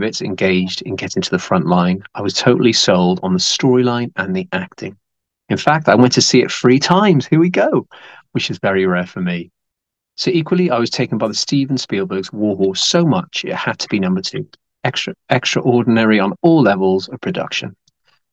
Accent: United Kingdom; as a Brit, I'm very proud of the quality of the stuff we produce

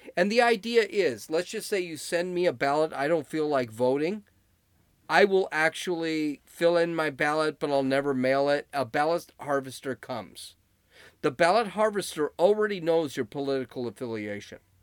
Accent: California, United States; I'm from California

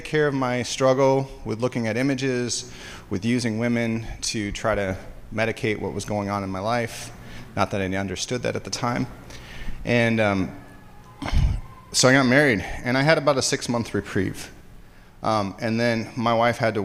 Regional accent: Hudsonville, Michigan, United States; I grew up in West Michigan. I grew up in Hudsonville

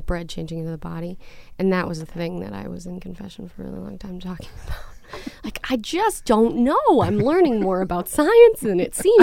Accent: Wausau, Wisconsin, United States; moved away; I was born and raised in Wausau, Wisconsin

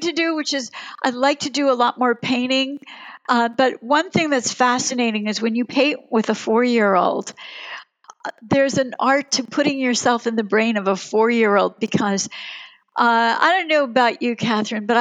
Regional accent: Germany; now in United States; I was born in Germany, and my father never came here.

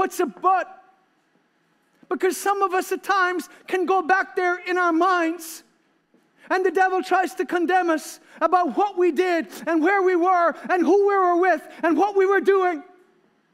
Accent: Ireland

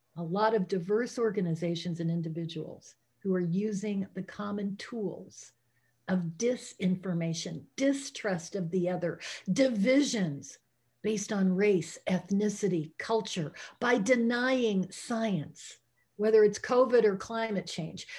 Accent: United States; as an American teacher working in one of the richest countries on the planet

